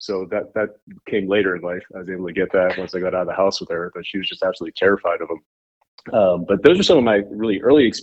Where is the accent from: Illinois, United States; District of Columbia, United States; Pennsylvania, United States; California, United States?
Pennsylvania, United States; Pittsburgh; I grew up outside of Pittsburgh, Pennsylvania